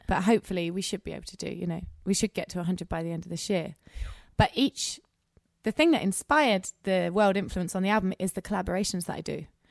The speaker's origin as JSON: {"language": "English", "region": "England", "country": "United Kingdom", "said": "I'm English"}